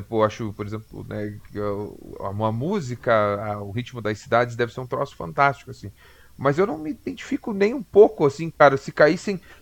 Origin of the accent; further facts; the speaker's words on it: Brazil; a gente é latino, a gente é brasileiro